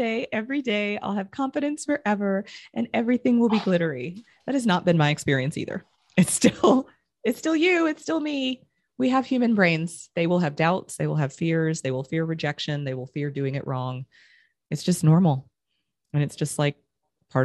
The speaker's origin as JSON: {"language": "English", "region": "Texas", "country": "United States", "tie": "born or raised there", "said": "I grew up in Texas and still don't speak Spanish"}